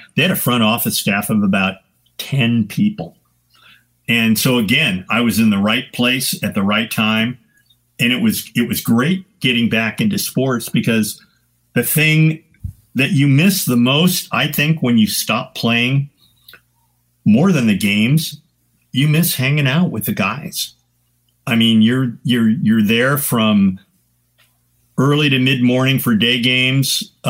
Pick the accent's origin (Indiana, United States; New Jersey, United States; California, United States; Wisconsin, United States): California, United States; San Francisco; And because of the fact I was from San Francisco, long hair, patched Levi's, I got gigs immediately.